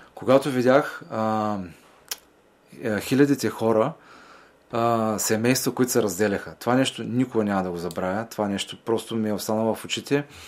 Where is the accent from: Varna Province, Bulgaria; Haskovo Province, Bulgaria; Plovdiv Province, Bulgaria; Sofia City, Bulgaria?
Varna Province, Bulgaria; Varna; във Варна, в моя роден град